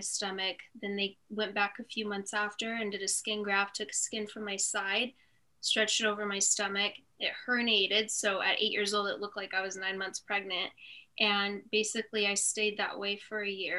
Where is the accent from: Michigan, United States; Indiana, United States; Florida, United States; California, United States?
California, United States; Lake Elsinore; also born or lived in Fallbrook, California / Hemet, California; I was born in Fallbrook, California, so kind of near San Diego, but I really grew up in Lake Elsinore until I was 10